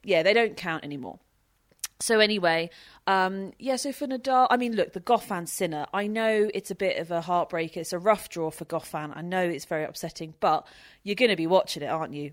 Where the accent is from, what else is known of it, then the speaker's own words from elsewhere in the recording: United Kingdom; I'm British